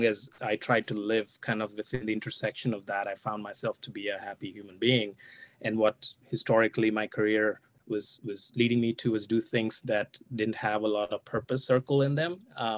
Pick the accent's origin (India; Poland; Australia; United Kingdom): India; moved away as an adult; now in United States; I'm originally from India.